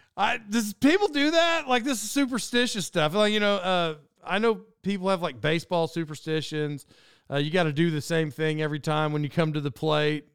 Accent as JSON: {"language": "English", "area": "Cherokee Nation Turnpike area", "region": "Oklahoma", "country": "United States", "tie": "born or raised there", "said": "in childhood, when I lived there"}